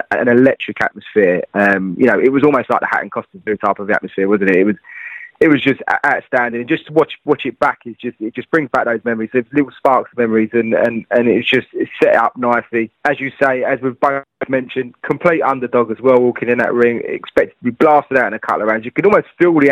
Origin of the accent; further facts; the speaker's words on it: London, United Kingdom; the Isle of Dogs, which is my neck of the woods, it's Millwall, it's my football team